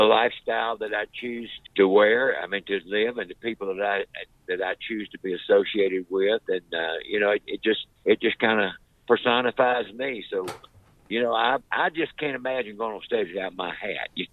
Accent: Wilmington, North Carolina, United States; I'm from Wilmington, North Carolina, which is a seaport town.

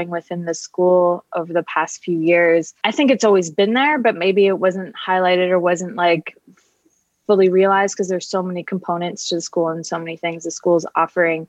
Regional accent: Kingston, Ontario, Canada; moved away; also born or lived in Toronto, Canada; I'm from Canada originally. I lived in Toronto for 13 years. And before that, a small town, Kingston, Ontario

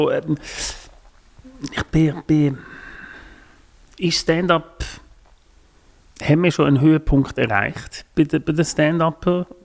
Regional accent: Switzerland; und bei uns in der Schweiz hast du schnell eine Chance, dass wenn du auch nicht so gut bist, eben bist du schnell mal irgendwie bei der Comedy Talent Show

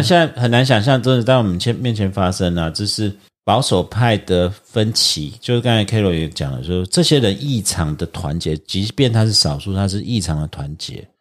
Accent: Taiwan; 我们台湾人

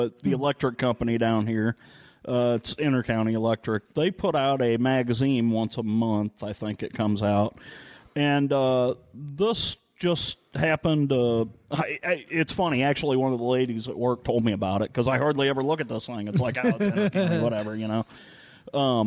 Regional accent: St. Louis area, Missouri, United States; now in Rolla, United States; I grew up in the St. Louis area, well, just a little south of St. Louis, and there's a little town called Kemswick

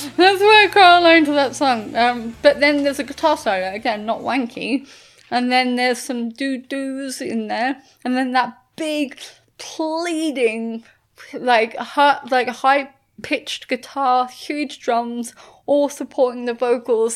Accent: United Kingdom; I'm British

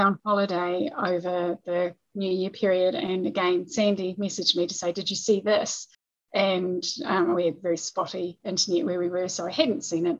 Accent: New Zealand; we're we're not a big country

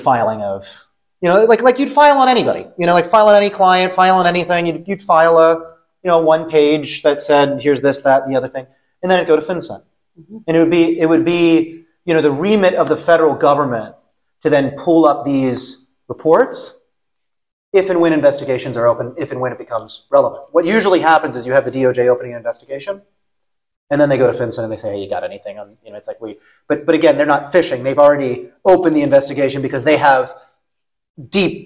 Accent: United States; I'm still an American

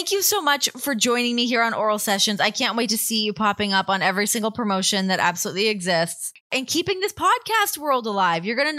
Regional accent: Toronto, Ontario, Canada; Growing up in Toronto or outside Toronto, I've always been a huge Toronto person.

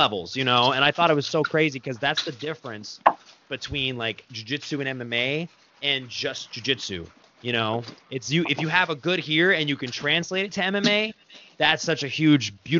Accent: Arizona, United States; I grew up in Arizona

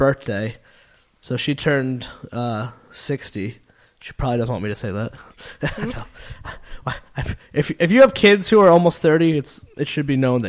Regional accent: New York, United States; I'm from New York

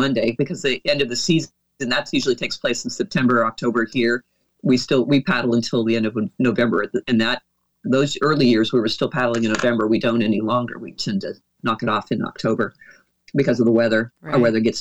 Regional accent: Oregon, United States; moved away as an adult; also born or lived in Dallas, Texas; my home state is Oregon

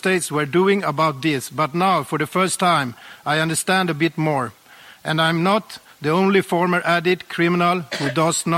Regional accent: Sweden; I was born and raised in Sweden

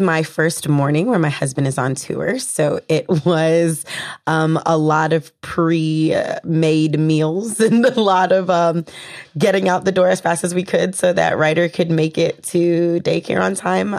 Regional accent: the South, United States; I'm from the South

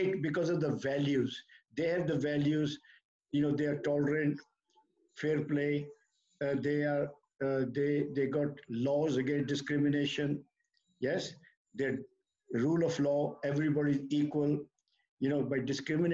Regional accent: India; now in United Kingdom; we come from India

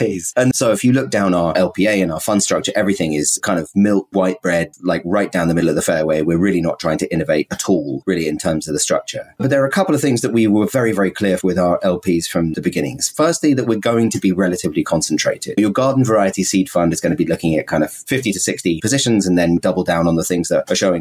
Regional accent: United Kingdom; also born or lived in Scotland / San Francisco; now in New York, United States; I'm a British person.

